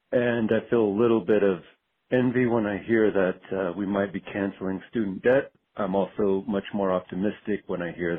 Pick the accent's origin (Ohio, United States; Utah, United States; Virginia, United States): Utah, United States; I'm from Utah.